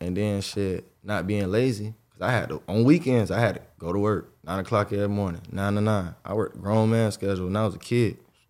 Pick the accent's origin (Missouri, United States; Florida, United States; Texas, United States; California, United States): Florida, United States; Jacksonville; Jacksonville, Florida. I'm from Jacksonville, Northside